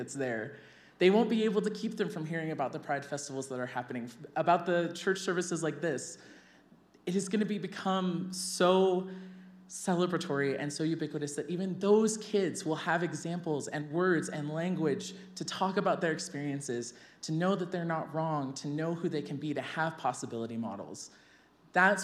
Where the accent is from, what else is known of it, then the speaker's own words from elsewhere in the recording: Kentucky, United States; I grew up in a very loving, beautiful home in Kentucky